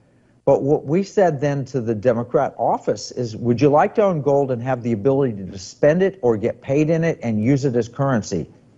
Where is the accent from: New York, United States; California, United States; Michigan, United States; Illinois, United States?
California, United States; I might as a Californian, prefer my money be held in Alaska and my gold be held in Alaska.